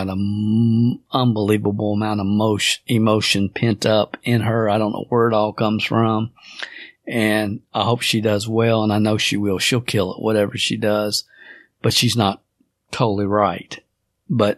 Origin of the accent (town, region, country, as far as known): Kentucky, United States; born or raised there